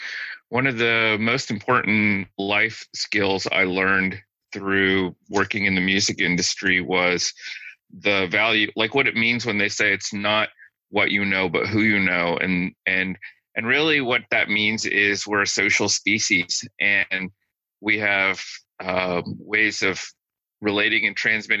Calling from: Tuscaloosa, Alabama, United States; I am in my office at the University of Alabama in Tuscaloosa, Alabama today.

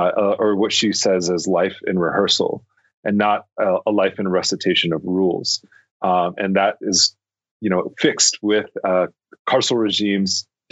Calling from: Albuquerque, New Mexico, United States; I'm calling from Tiwa territory, which is also known as Albuquerque.

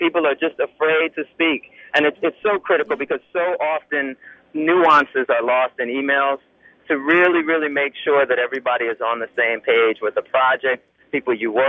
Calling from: New York City, New York, United States; I'm calling from New York City.

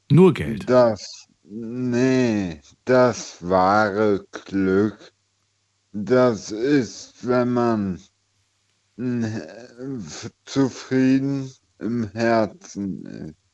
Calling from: Eifel, Germany; Äh, ich komme aus der Eifel.

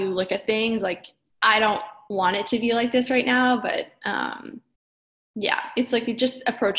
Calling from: Brooklyn, New York, United States; So I'm in Brooklyn, New York. This is where I live and work and run.

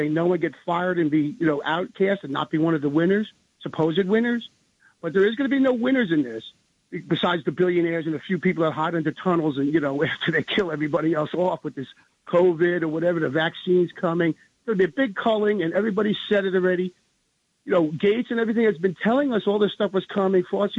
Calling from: New Jersey, United States; I'm calling from New Jersey.

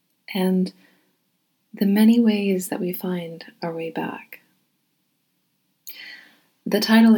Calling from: Haverhill, Massachusetts, United States; I'm reading from Haverhill, Massachusetts.

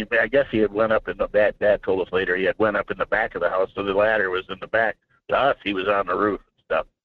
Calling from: Alaska, United States; I'm probably in a bad cell zone. There's a uh, just on a downside, I guess, at 343 mile on the Parks Highway

